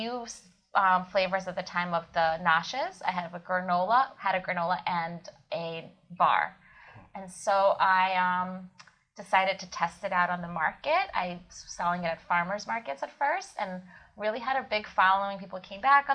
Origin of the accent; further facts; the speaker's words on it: Kyiv, Ukraine; moved away; I was born in Kiev, Ukraine, where I was always ate buckwheat